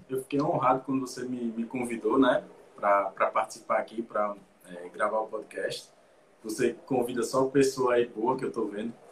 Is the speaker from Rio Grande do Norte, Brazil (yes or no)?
yes; Natal, Rio Grande do Norte, Brazil; Ele é Tá? ele é de Fortaleza, eu sou de Natal.